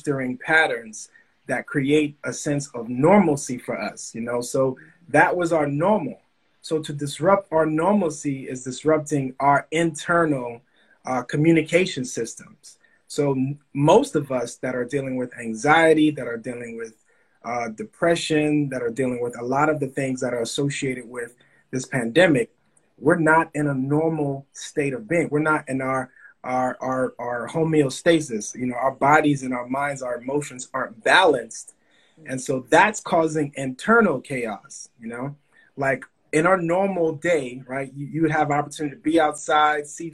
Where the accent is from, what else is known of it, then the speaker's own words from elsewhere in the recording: Bahamas; moved away; also born or lived in Miami, Florida / Opa-locka, Florida; I was born in the Bahamas.